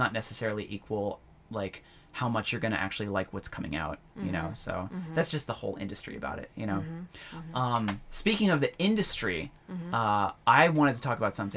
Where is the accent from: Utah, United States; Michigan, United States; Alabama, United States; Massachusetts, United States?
Massachusetts, United States; Plymouth; also born or lived in Federal Way, Washington; now in Washington, United States; when I lived in Massachusetts, where I grew up